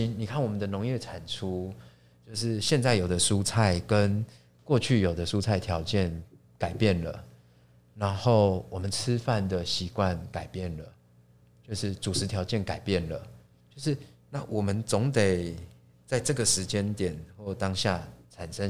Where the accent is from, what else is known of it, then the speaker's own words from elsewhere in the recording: Taipei, Taiwan; 我是一个台北人，我连过年回乡的那种经验都不是都没有。